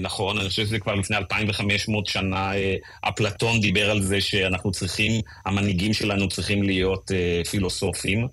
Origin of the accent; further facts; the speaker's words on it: Israel; אני הרגשתי שהזהות שלי כישראלי הפכה להיות הרבה, הרבה יותר משמעותית לי